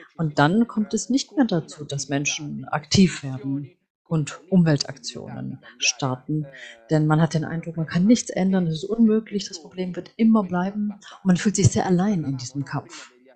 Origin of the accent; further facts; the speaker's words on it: Bangladesh; moved away; Und ich komme ja ursprünglich aus Bangladesch